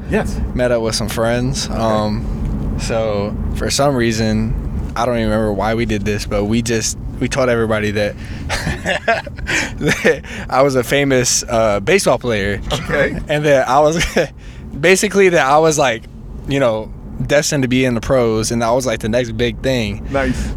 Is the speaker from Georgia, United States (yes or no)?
yes; Georgia, United States; I'm from Georgia